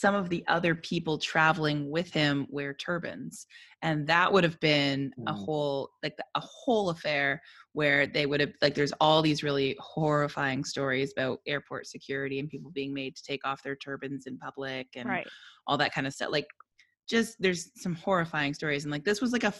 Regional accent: Canada; as a Canadian.

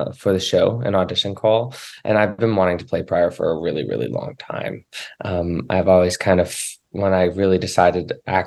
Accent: Cape Breton, Nova Scotia, Canada; I grew up in Cape Breton, Nova Scotia

